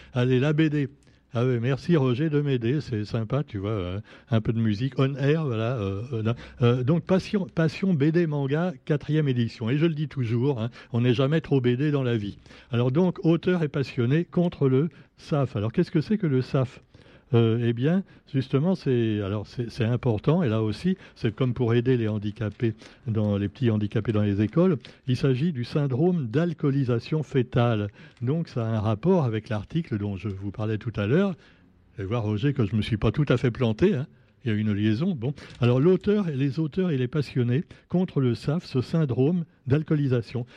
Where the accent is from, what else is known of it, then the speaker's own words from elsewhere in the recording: Réunion; chez nous à La Réunion